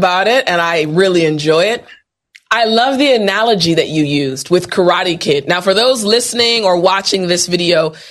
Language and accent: English; United States